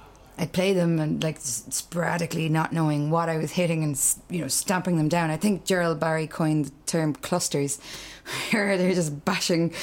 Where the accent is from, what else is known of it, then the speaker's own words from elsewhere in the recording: Clare, Munster, Ireland; also born or lived in Dublin; I'm from Clare.